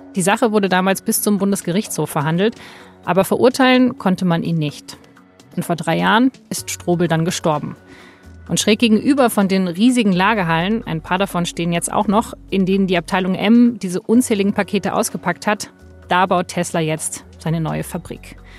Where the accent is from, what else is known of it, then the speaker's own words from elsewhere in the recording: West Germany, Germany; Also ich bin Westdeutsche